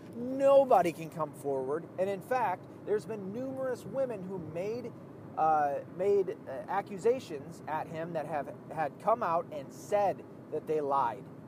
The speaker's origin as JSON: {"language": "English", "region": "the South", "country": "United States", "said": "I'm from the South"}